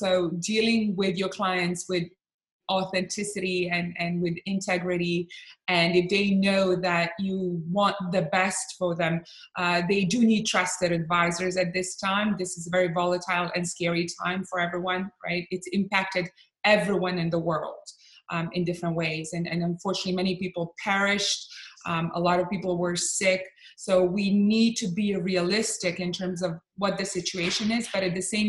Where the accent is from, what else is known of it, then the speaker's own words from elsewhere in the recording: Bosnia & Herzegovina; also born or lived in Croatia; I'm originally from Bosnia and Croatia.